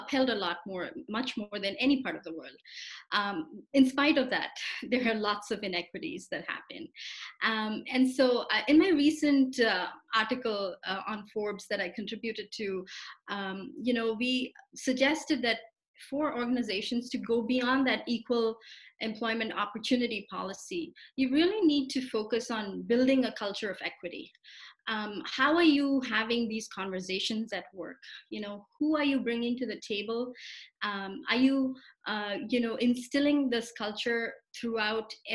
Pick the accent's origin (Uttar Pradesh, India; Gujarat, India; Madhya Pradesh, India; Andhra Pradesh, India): Andhra Pradesh, India; Visakhapatnam; first language Telugu; English is a second language; moved away as an adult; now in United States; I grew up in Vizag, also known as Vishakhapatnam, which is along the southeast coast of India